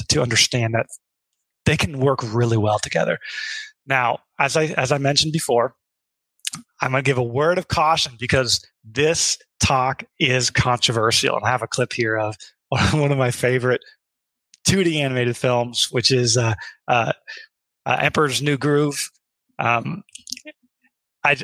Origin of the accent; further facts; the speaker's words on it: Midwest, United States; I grew up in the Midwest